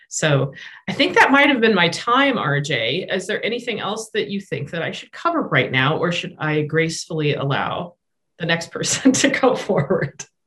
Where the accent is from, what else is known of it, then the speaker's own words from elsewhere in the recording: Rapid City, South Dakota, United States; moved away; also born or lived in Minnesota; I'm also from South Dakota. I grew up in Rapid City